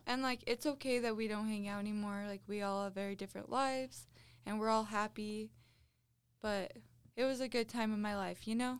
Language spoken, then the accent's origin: English; central Utah, United States; This is in central Utah. Very rural.